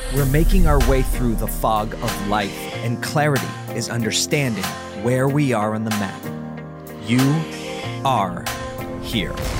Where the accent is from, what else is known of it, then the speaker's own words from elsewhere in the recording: Syracuse, New York, United States; here in my hometown of Syracuse, New York